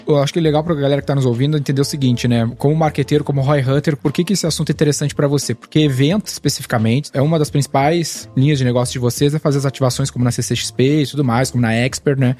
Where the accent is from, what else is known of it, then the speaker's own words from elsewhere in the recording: Rio Grande do Sul, Brazil; moved away; Sou gaúcho, né?